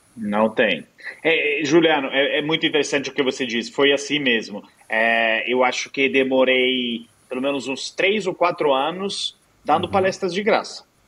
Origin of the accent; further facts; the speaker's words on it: Italy; Portuguese is a second language; moved away as an adult; also born or lived in United States / Egypt; now in Brazil; eu sou italiano, mas eu estudei nos Estados Unidos